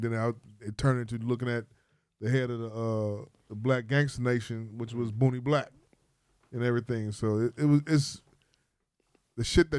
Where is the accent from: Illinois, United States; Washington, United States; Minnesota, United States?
Illinois, United States; Chicago; I'm from Chatham.